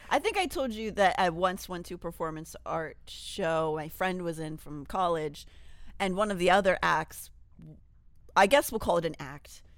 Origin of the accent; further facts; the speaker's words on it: Pittsburgh, Pennsylvania, United States; I grew up in Pittsburgh